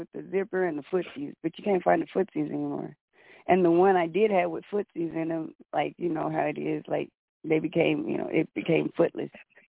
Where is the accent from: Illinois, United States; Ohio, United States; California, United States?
California, United States; Oakland; now in Las Vegas, United States; I'm from Oakland, but I live in Vegas.